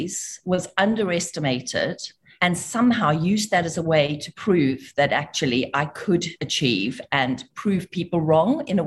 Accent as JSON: {"language": "English", "country": "South Africa", "tie": "born or raised there", "moved": "yes", "said": "I grew up in South Africa. I am South African by birth"}